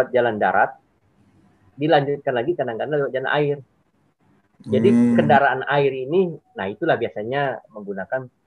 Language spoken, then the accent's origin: Indonesian; Kubu Raya, West Kalimantan, Indonesia; also born or lived in Pontianak; lahir di Pontianak, cuma besarnya di Kabupaten Kuburaya, Kalbar, Kalimantan Barat.